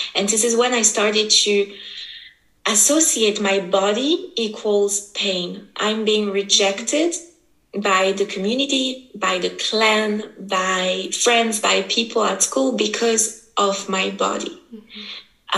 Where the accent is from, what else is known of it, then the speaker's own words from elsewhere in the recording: French part of Switzerland, Romandy, Switzerland; I was born here in Switzerland. My mother is from Brazil, my father is from Italy, and just somehow I just happened to be born here and to be raised here, so in the French part of Switzerland.